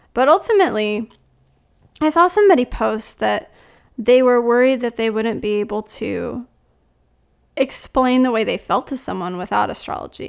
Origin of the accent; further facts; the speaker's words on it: South Carolina, United States; I'm from South Carolina.